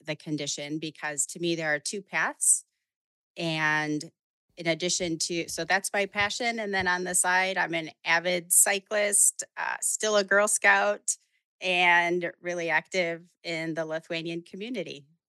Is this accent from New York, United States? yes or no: no; Chicago, Illinois, United States; I'm from Chicago